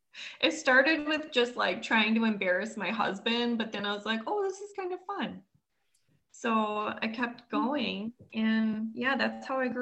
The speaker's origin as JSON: {"language": "English", "area": "near Madison", "region": "Wisconsin", "country": "United States", "tie": "born or raised there", "said": "super close, like 20 minutes away from Madison."}